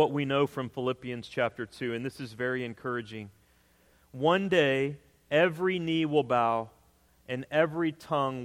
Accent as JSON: {"language": "English", "region": "Texas", "country": "United States", "tie": "born or raised there", "moved": "yes", "said": "I grew up in Texas"}